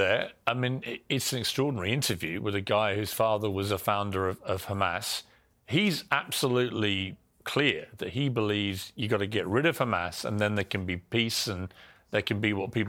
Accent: Ireland; Well, I'm Irish

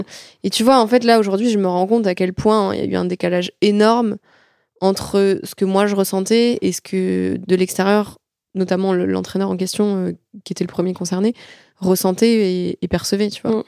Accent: France; chez nous en France

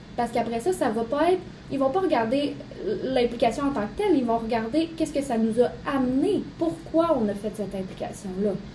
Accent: Saguenay, Quebec, Canada; now in Quebec City, Canada; ma famille n'est plus au Saguenay

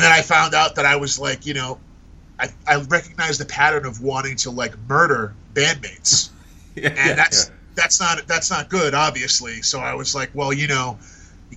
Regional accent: Fall River, Massachusetts, United States; accent: Rhode Island accent; also born or lived in Tiverton, Rhode Island / North Carolina; I grew up in Timmins, Rhode Island, which is on the border of Fall River, Massachusetts, and then I spent the rest of my growing up years in Fall River, Massachusetts.

